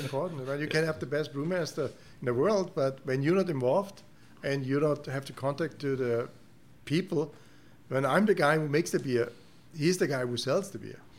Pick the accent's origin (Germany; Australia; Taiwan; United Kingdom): Germany; English is a second language; moved away as an adult; also born or lived in Canada; now in Houston, United States; I'm come from Germany